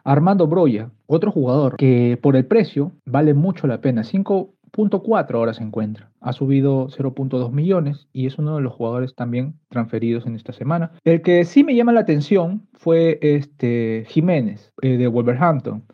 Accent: Peru; soy peruano

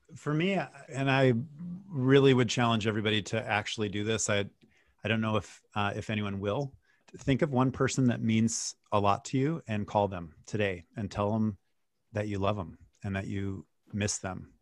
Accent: Wisconsin, United States; moved away; I grew up in Wisconsin.

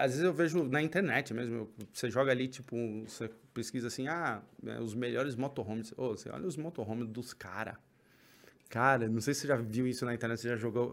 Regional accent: São Paulo, Brazil; São Paulo, a gente é daqui da Zona Norte

